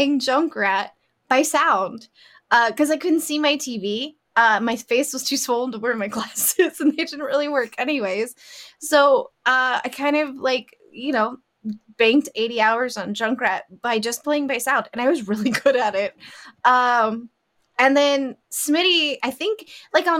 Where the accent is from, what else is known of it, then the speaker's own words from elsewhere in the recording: Las Vegas, Nevada, United States; I grew up in Vegas